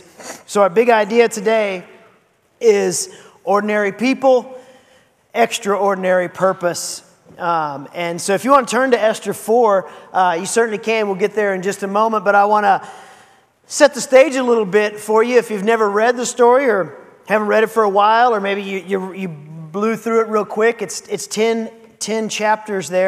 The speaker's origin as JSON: {"language": "English", "town": "Seguin", "region": "Texas", "country": "United States", "tie": "born or raised there", "also_born_or_lived": "San Marcos, Texas", "moved": "yes", "said": "I grew up in Seguin"}